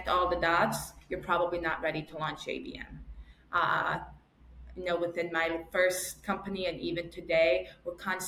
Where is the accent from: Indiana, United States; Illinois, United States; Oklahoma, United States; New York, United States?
New York, United States; I'm still a New Yorker